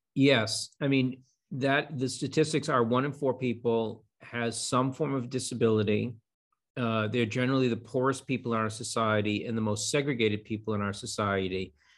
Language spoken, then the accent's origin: English; Boston, Massachusetts, United States; I'm a Bostonian. I grew up here